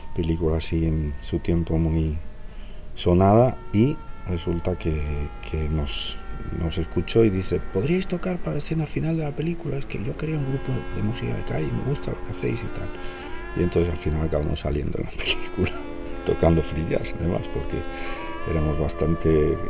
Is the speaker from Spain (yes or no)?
yes; Laredo, Cantabria, Spain; la zona de donde soy, de Laredo